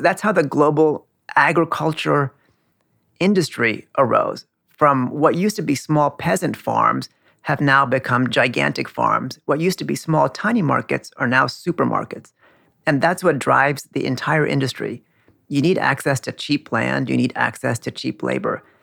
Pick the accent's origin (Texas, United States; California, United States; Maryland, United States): California, United States; now in Queens, New York, United States; my parents come from India. I grew up in California